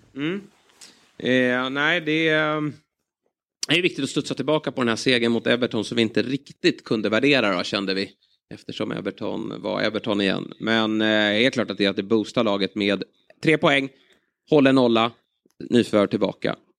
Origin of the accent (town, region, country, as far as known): Sweden